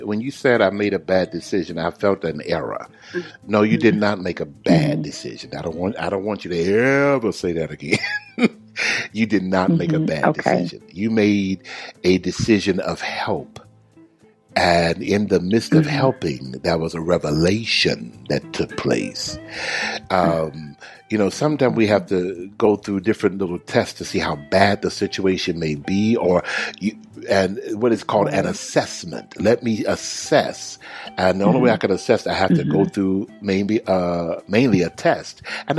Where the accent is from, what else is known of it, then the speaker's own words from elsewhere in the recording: Houston, Texas, United States; now I'm going to where my home is, my hometown of Houston, Texas.